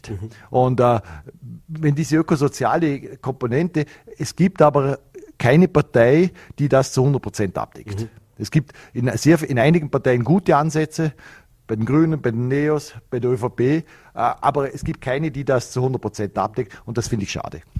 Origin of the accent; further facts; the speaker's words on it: Vorarlberg, Austria; das war, meine, war meine Heimat und man hat dann auch gesagt, ich bin der, der, der grünste schwarze Bürgermeister äh, vom Vorarlberg.